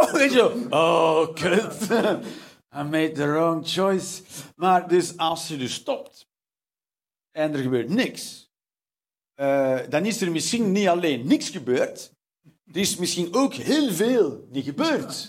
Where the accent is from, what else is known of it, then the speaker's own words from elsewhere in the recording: Flanders, Belgium; Als Vlaming